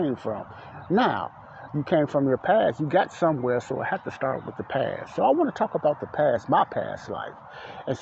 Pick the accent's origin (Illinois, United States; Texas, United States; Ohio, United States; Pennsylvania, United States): Illinois, United States; Chicago; moved away; I grew up in Morgan Park, and Ada Park was right down the street from the block Elizabeth I lived on in Chicago, Illinois, the south side of Chicago